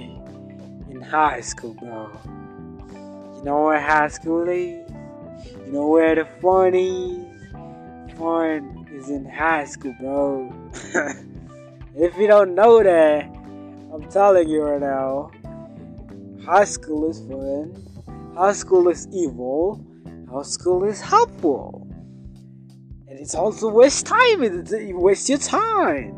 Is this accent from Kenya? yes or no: yes; Kenya; I'm from Africa. Kenya's in Africa. Kenya's in East Africa